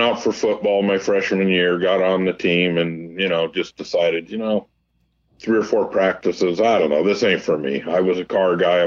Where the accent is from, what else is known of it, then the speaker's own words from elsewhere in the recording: Montclair, California, United States; also born or lived in Pomona, California / Downey, California / Upland, California; I was born in Pomona Hospital, grew up in Montclair, moved to Downey area briefly, back to Montclair